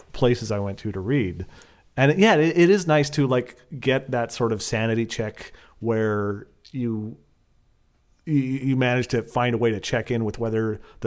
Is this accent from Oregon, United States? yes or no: yes; Portland, Oregon, United States; I'm from Portland